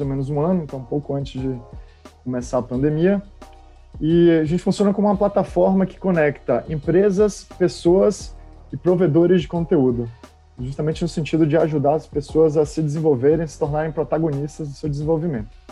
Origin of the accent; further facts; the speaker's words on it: Salvador, Bahia, Brazil; moved away as an adult; also born or lived in Campinas; eu nasci na Bahia, então saí de Salvador quando tinha 18 anos.